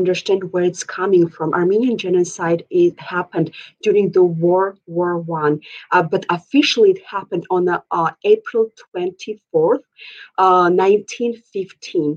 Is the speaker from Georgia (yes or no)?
yes; Georgia; now in Minneapolis, United States; Originally, I am from the Republic of Georgia, which is like former USSR. I moved here 18 years ago and reside right now at this moment in Minneapolis, Minnesota.